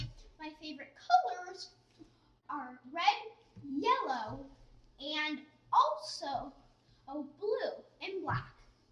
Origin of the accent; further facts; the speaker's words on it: San Francisco, California, United States; also born or lived in Milwaukee; I am from Milwaukee, although I spent most of my life in San Francisco.